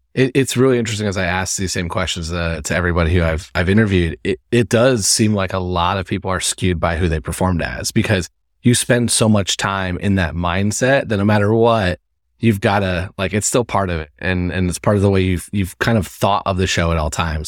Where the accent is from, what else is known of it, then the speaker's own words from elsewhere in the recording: Midwest, United States; I'm from the Midwest, so I'm from a city that sometimes people say that, but I love, I love where I grew up.